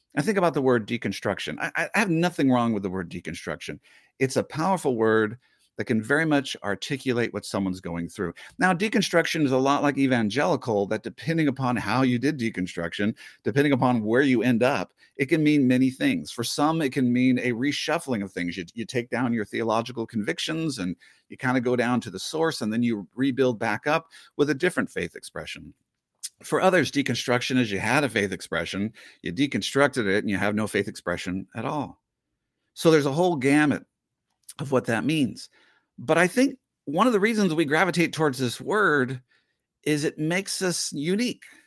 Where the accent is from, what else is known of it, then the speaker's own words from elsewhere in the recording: the Northwest, Pacific Northwest, United States; I grew up in the Northwest